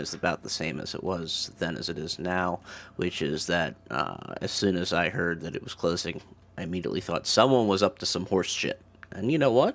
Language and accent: English; Maryland, United States; I'm from Maryland